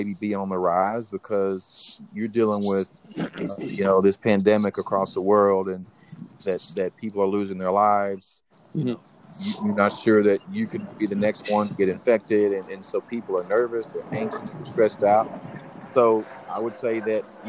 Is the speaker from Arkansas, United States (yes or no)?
yes; North Little Rock, Arkansas, United States; Growing up in Arkansas, in the city of North Little Rock